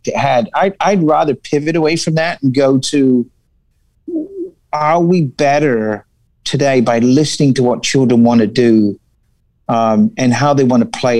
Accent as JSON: {"language": "English", "region": "England", "country": "United Kingdom", "also_born_or_lived": "La Crosse, Wisconsin / Milwaukee, Wisconsin", "moved": "as an adult", "lives_now": "California, United States", "said": "I English, right? So moved here when I was 19"}